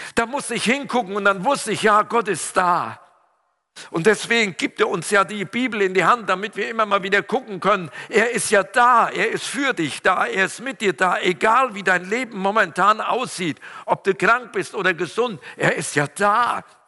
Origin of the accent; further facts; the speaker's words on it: Siegerland, North Rhine-Westphalia, Germany; Meine Sprache verrät ja, ich komme aus dem Siegerland